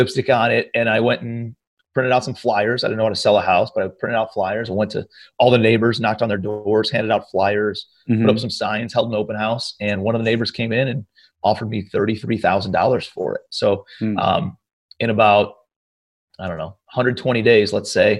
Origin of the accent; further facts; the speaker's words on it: Cleveland, Ohio, United States; moved away as an adult; also born or lived in New York City; I'm from Cleveland, Ohio originally, moved out to New York City for about a year.